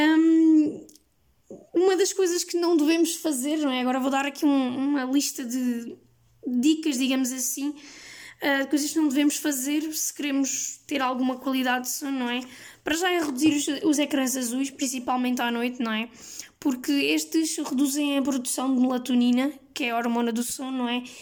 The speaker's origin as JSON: {"language": "Portuguese", "region": "Lisbon", "country": "Portugal", "also_born_or_lived": "Évora", "said": "eu sou de Lisboa, não é? E, e que estudo em Évora"}